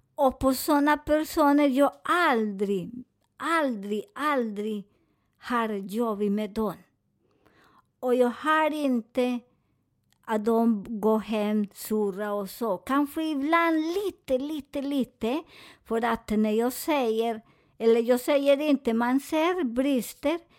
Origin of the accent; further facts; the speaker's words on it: Colombia; Swedish is a second language; moved away; jag är från Colombia